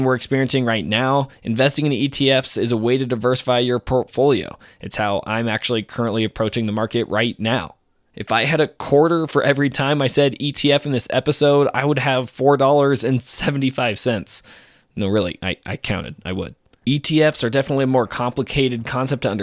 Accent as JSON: {"language": "English", "town": "Oakland", "region": "California", "country": "United States", "said": "I'm from Oakland"}